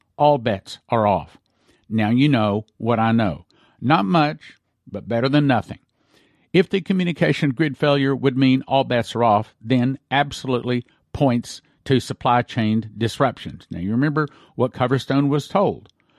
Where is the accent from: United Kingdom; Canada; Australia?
Canada; As a Canadian, and more importantly, as a parent who wants a better future, not only for my children, but for others' children as well.